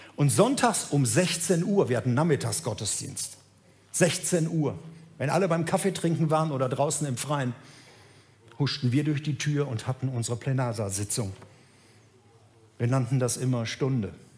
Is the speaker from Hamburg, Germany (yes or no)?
no; Gelsenkirchen, North Rhine-Westphalia, Germany; Ich bin groß geworden in Gelsenkirchen